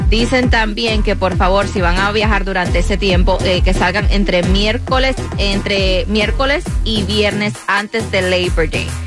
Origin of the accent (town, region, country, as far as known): Puerto Rico